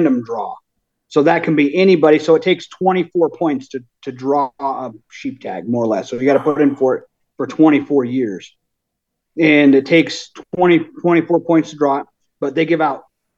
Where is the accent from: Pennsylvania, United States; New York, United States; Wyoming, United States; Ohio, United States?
Wyoming, United States; Thermopolis; I'm from Thermopolis, Wyoming. I'm 39, born and raised right here in Wyoming